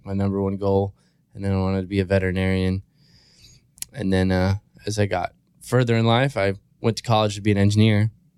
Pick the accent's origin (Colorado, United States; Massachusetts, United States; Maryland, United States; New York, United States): Maryland, United States; It's like really small state on the East Coast. I grew up in Cecil County. Which we call Cecil Tucky. A lot of people, you know, it's just like a small redneck town, really.